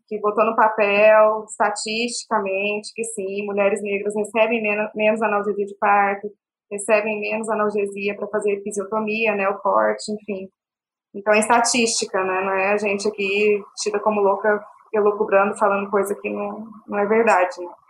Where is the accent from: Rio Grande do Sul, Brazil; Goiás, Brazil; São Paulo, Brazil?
Goiás, Brazil; Goiânia; also born or lived in Belo Horizonte, Minas Gerais / Araguari, Minas Gerais; sou nascida em BH, mineirinha, morei a vida inteira em Goiânia